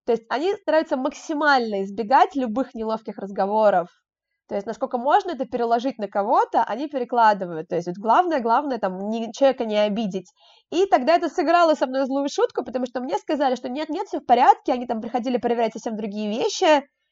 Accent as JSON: {"language": "Russian", "region": "Moscow", "country": "Russia", "said": "сама я из Москвы"}